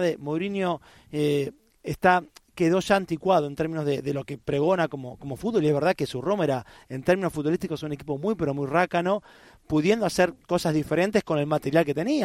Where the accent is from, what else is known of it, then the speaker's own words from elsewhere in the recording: Argentina; como argentino